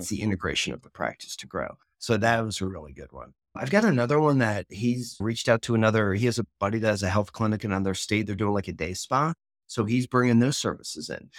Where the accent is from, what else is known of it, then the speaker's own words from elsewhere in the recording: Philadelphia, Pennsylvania, United States; moved away; I'm originally from Philly